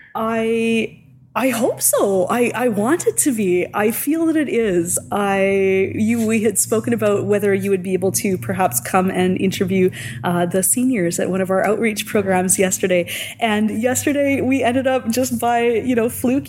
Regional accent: Hamiota, Manitoba, Canada; also born or lived in Saskatoon, Saskatchewan; now in Prince Albert, Canada; My hometown was under a uh, tornado watch, born and raised in Hamiota, Manitoba

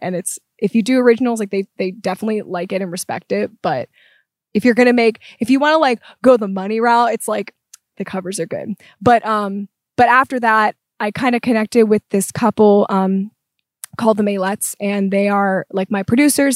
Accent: Pittsburgh, Pennsylvania, United States; moved away; I am from Pittsburgh originally

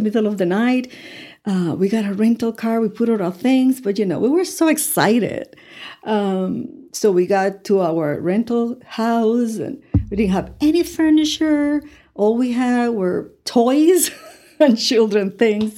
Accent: Ponce, Puerto Rico; English is a second language; moved away as an adult; also born or lived in Cuba; now in Amarillo, United States; I was raised in Ponce

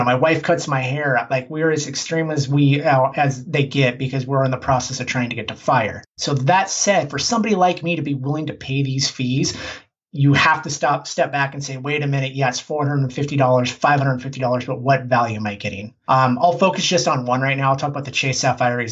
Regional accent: Portland, Oregon, United States; I'm from Portland, Oregon.

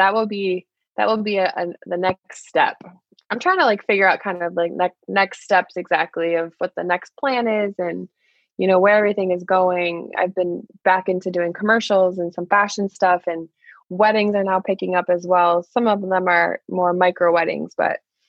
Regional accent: Michigan, United States; moved away as an adult; now in New York City, United States; I'm from Michigan originally

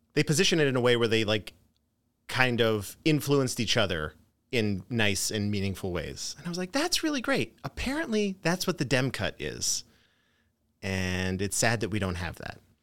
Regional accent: Philadelphia, Pennsylvania, United States; I grew up in Philadelphia

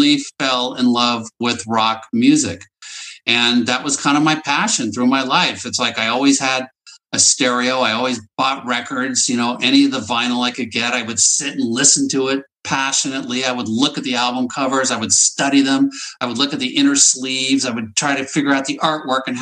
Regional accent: Northern California, United States; I grew up in Northern California.

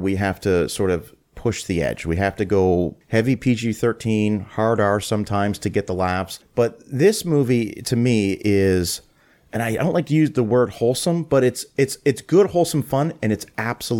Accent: Canada; moved away; I'm originally from Canada

